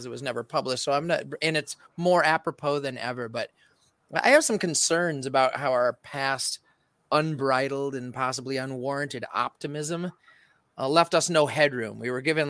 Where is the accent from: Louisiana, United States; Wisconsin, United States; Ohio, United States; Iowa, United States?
Iowa, United States; Waterloo; now in Minnesota, United States; I'm from the mean urban streets of Waterloo, Cedar Falls